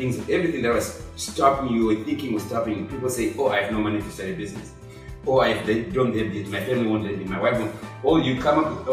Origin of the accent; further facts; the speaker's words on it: Zimbabwe; moved away as an adult; now in Austin, United States; I'm an immigrant, I'm a foreign person, I was born in Zimbabwe